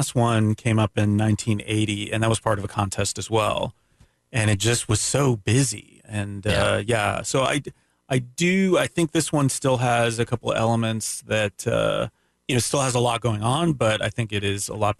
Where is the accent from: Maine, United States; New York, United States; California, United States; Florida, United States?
Florida, United States; Daytona; So you're good during growing up in Daytona, I'm done with it.